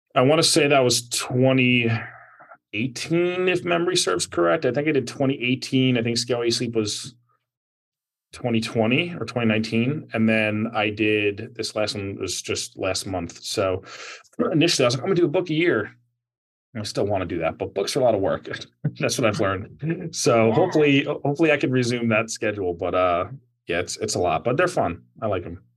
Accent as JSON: {"language": "English", "region": "New Jersey", "country": "United States", "said": "New Jersey, my home state"}